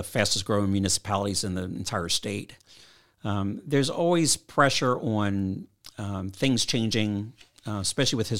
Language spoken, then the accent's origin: English; Philadelphia, Pennsylvania, United States; also born or lived in New York City / Savannah; now in Bluffton, United States; I'm originally from Philadelphia